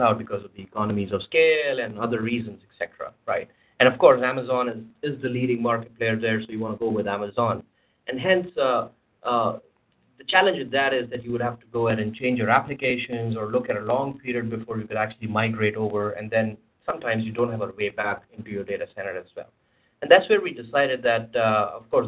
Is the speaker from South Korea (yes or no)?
no; India; moved away; I come from India